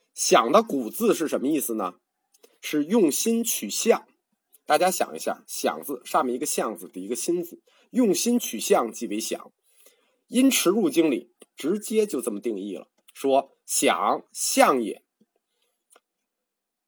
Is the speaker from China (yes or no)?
yes; China; 我们中国人